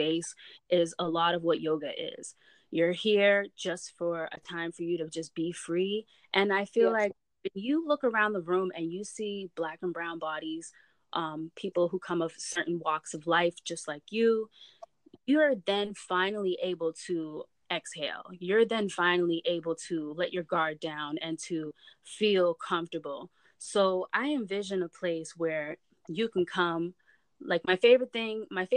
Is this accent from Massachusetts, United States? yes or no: yes; Brockton, Massachusetts, United States; where I'm from, Brockton